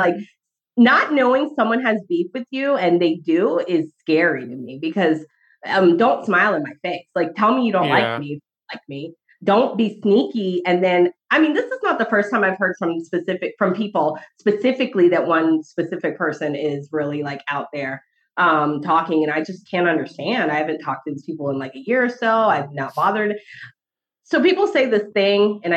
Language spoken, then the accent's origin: English; Detroit, Michigan, United States; I am from Detroit